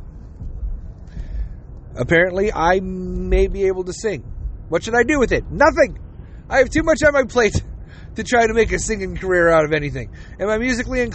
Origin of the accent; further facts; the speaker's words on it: United States; I'm American. I'm also Jewish